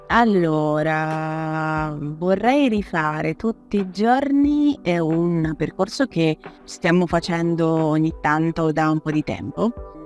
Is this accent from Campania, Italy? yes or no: yes; Naples, Campania, Italy; moved away as an adult; now in Turin, Italy; vengo da Napoli, vengo da Napoli a studiare per lì